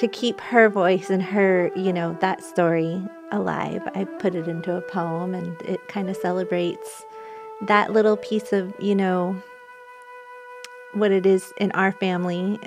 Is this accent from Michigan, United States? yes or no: no; Lummi, Washington, United States; Growing up at Lummi